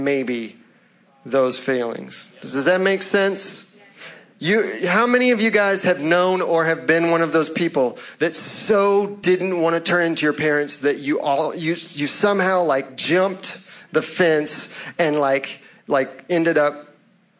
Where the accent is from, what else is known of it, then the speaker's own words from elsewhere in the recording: Louisville, Kentucky, United States; now in Charlotte, United States; I was born in Louisville, Kentucky